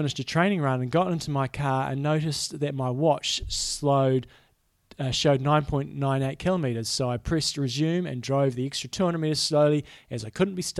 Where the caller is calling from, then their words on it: Wisconsin, United States; I'm in Wisconsin.